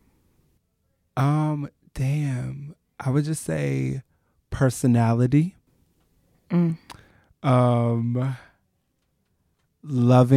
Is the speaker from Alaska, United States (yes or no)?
no; Eastern Shore, Maryland, United States; I'm actually from a really rural area on the Eastern Shore